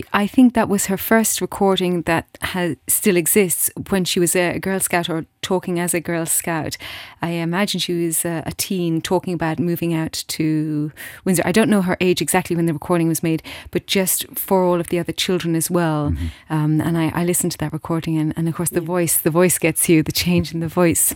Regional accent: Steinsel, Luxembourg; in Steinsel, in my hometown

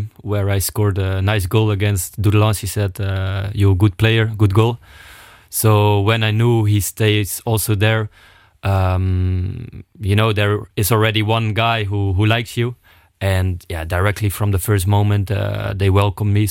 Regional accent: Friesland, Netherlands; now in Luxembourg; I'm coming from Friesland

